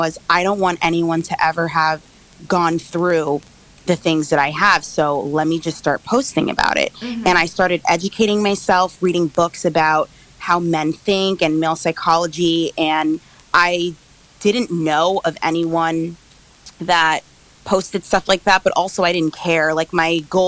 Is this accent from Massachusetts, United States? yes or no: no; New York, United States; I am from New York